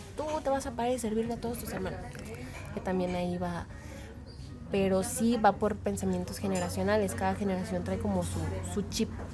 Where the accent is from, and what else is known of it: Mexico